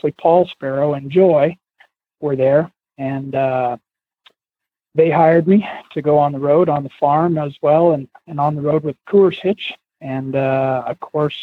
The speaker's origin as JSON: {"language": "English", "region": "the West", "country": "United States", "tie": "born or raised there", "also_born_or_lived": "Wyoming / Kentucky", "said": "growing up in the West, we used to always go to the Denver Stock Show when I was a young kid."}